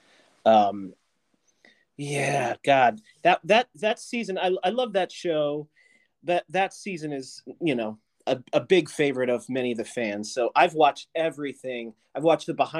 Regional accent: Southwest Pennsylvania, United States; I'm from Southwest Pennsylvania

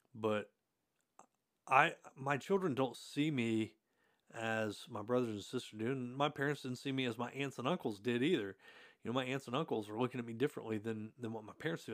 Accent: Hartford City, Indiana, United States; I grew up in Hartford City, Indiana

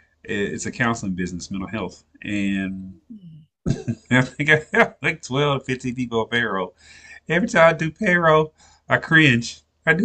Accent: Nashville, Tennessee, United States; moved away as an adult; also born or lived in Fort Valley, Georgia; I'm originally from Nashville, Tennessee. And I went to a school that's in Fort Valley, Georgia

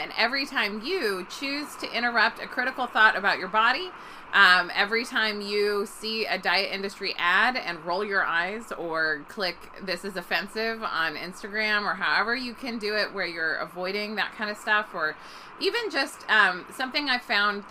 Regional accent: Bay Area, California, United States; I grew up in the Bay Area in California

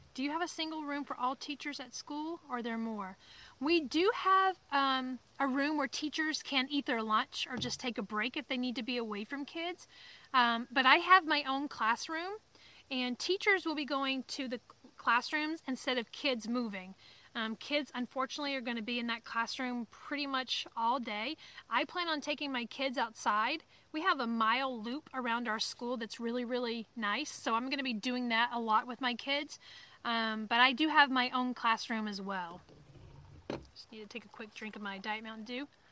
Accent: Alabama, United States; accent: Southern; moved away as an adult; now in Maine, United States; I'm from Alabama or that I'm from the South until my accent comes out.

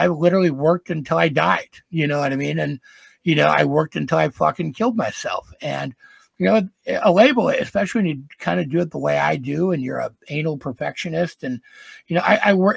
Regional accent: Green Bay, Wisconsin, United States; moved away as an adult; also born or lived in Los Angeles, California; I'm from the Green Bay, Wisconsin area. I moved to L.A. and lived there for 20 some odd years, I still go back and forth.

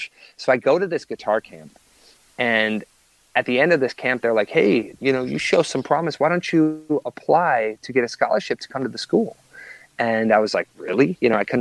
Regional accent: Wisconsin, United States; moved away as an adult; now in Los Angeles, United States; I grew up in Wisconsin

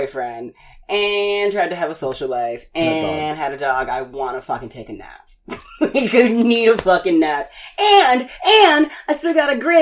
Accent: Baltimore, Maryland, United States; born or raised there; moved away

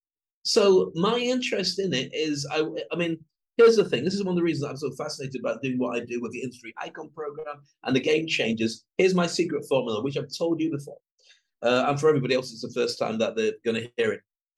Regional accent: United Kingdom; I'm a Brit.

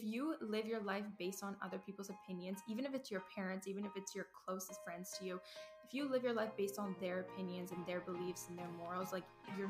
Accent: Vancouver, British Columbia, Canada; I am 21 years old. I'm from Vancouver, Canada, because a lot of people think I'm from the States, like they just assume it.

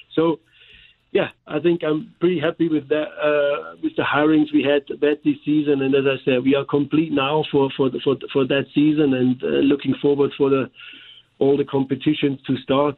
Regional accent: Germany; accent: German; now in St. Louis, United States; here with my German accent

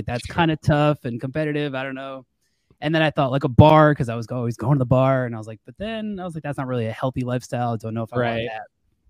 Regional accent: Long Island, New York, United States; now in Florida, United States; so for about me, you know … I live in Florida, like you said, but I'm actually from Long Island, New York. Born and raised in New York, went to school upstate New York.

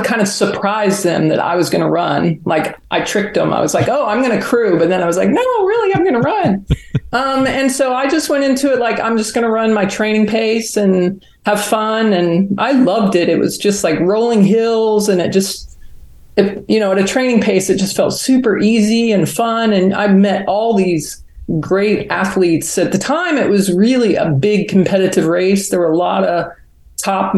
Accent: Huntsville, Alabama, United States; moved away; also born or lived in Georgia; I grew up in Huntsville, Alabama

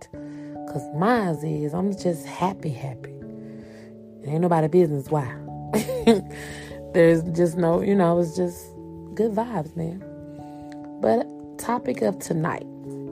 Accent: Columbus, Georgia, United States; born there; You know, I remember I was born in Columbus, Georgia. I was there. I don't remember a lot. I remember the people that I grew up with.

